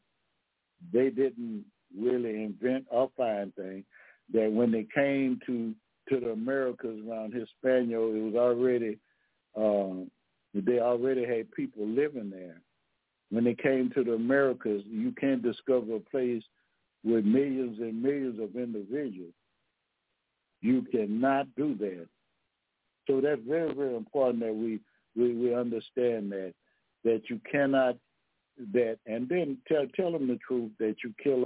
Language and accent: English; Louisiana, United States; I'm from Louisiana now